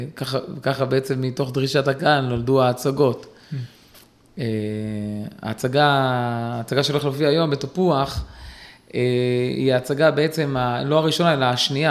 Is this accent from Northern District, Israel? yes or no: no; Kiryat Ata, Haifa District, Israel; גדלתי בקריית אתא